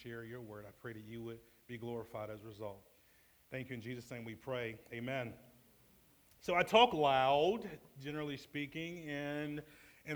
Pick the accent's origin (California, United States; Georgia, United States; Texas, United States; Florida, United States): Georgia, United States; Atlanta; now in Indianapolis, United States; born and raised in Atlanta